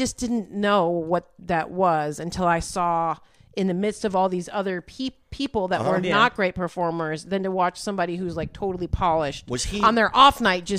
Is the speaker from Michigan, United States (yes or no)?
yes; Trenton, Michigan, United States; moved away as an adult; also born or lived in Detroit / San Francisco; now in Los Angeles, United States; I'm from Trenton, Michigan, south of Detroit.